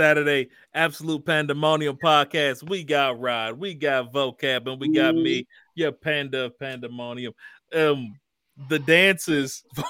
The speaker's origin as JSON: {"language": "English", "region": "Midwest", "country": "United States", "said": "I'm from the Midwest."}